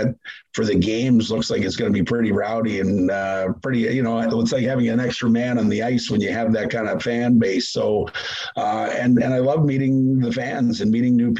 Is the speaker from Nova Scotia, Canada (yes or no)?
yes; Nova Scotia, Canada; moved away as an adult; also born or lived in Florida; now in United States; I grew up in Nova Scotia, which for people to know is Gaelic for New Scotland.